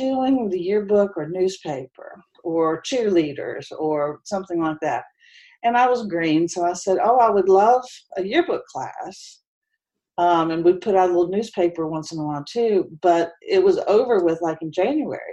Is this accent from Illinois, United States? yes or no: no; Huntington, West Virginia, United States; moved away as an adult; now in Charlotte, United States; I grew up in Huntington, West Virginia